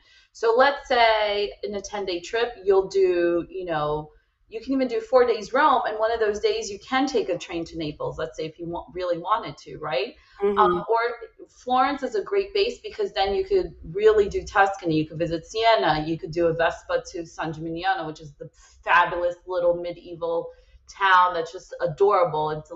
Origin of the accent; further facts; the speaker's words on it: Brazil; moved away; I'm originally from Brazil where there are a lot of strikes too.